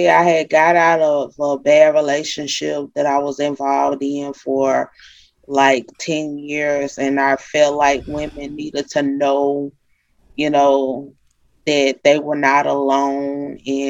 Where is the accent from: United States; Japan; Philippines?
United States; Monroe, Louisiana; moved away as an adult; also born or lived in Vicksburg, Mississippi; I'm from Monroe, Louisiana. I grew up here in Monroe, Louisiana.